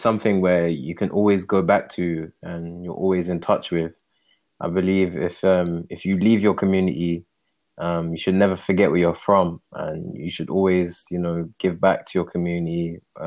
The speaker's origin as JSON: {"language": "English", "region": "London", "country": "United Kingdom", "moved": "as an adult", "lives_now": "Calgary, Canada", "said": "I'm from London"}